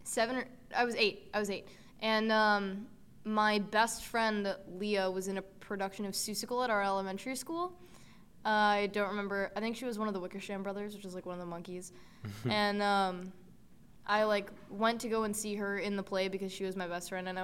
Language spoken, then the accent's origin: English; Larchmont, New York, United States; I'm from Larchmont, New York.